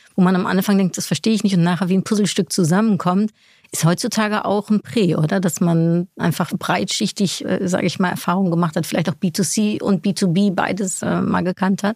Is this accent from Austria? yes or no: no; Netherlands; moved away; Also ich komme aus den Niederlanden